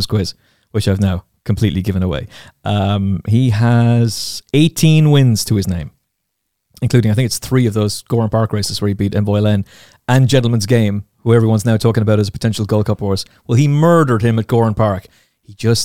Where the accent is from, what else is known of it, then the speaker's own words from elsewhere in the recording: Castlecomer, Leinster, Ireland; my hometown of Castlecomer in Kilkenny